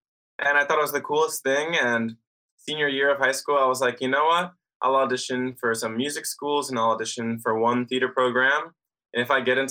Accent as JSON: {"language": "English", "area": "South Jersey and Philadelphia", "region": "New Jersey", "country": "United States", "tie": "born or raised there", "said": "I'm from South Jersey and Philly, just like right across the bridge. And I grew up around there."}